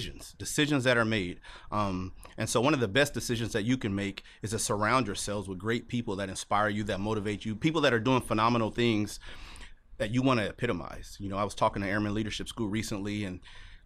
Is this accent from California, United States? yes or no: yes; Los Angeles, California, United States; moved away as an adult; growing up in Los Angeles, California